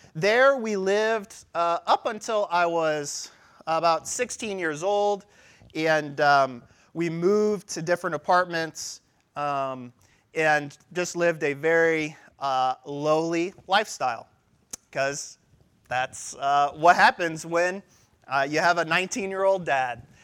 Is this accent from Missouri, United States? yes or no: yes; St. Louis, Missouri, United States; I was born in St. Louis, Missouri